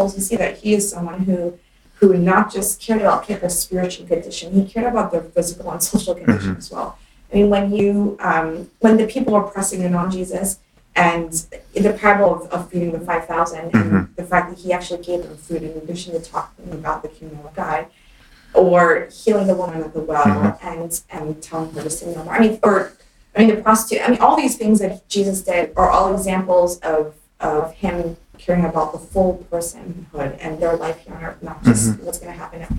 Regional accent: United States; I grew up in the United States of America as a minority

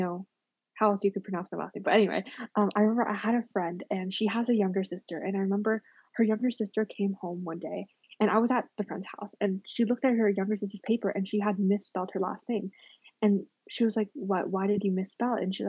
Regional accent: United States; I'm super American.

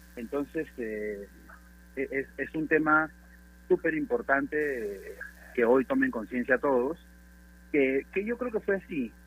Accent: Peru; nosotros como peruanos

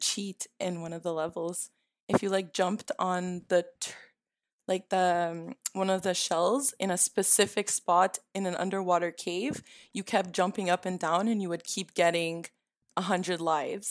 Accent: Canada; I'm a Canadian stereotype

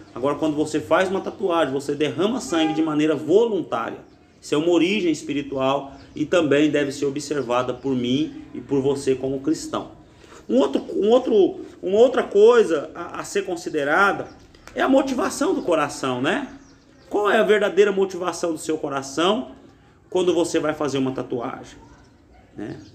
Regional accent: Brazil; na nossa juventude, na nossa geografia, no Brasil

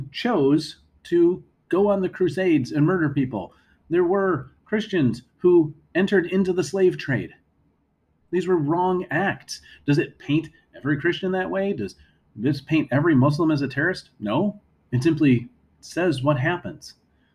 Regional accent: United States; as Americans

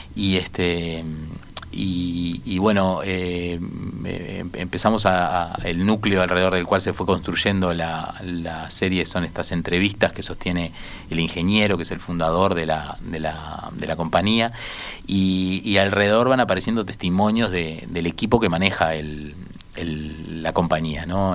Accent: Montevideo, Uruguay; este colectivo de montevideanos que somos

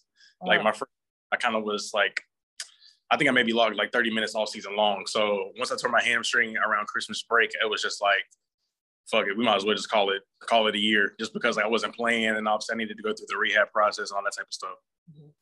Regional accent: Anderson, South Carolina, United States; moved away as an adult; also born or lived in Charleston, South Carolina / Boston, Massachusetts / Clemson, South Carolina; I'm originally from Anderson, South Carolina.

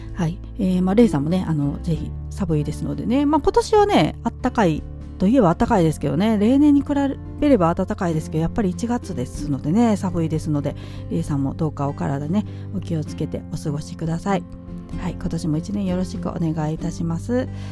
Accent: Nara, Japan; moved away; 実家がねうどん屋なんですけれども

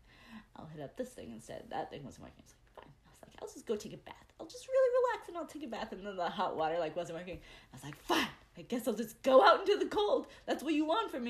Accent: United States; I'm American

